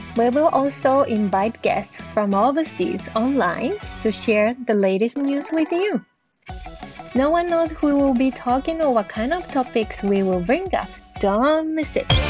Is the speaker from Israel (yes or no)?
no; Japan; from Japan